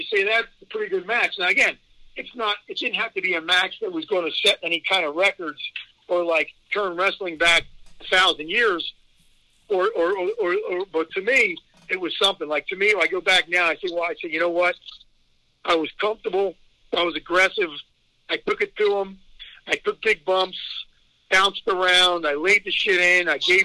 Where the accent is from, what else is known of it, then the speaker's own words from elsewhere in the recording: Philadelphia, Pennsylvania, United States; I'm not doing jobs in front of my hometown again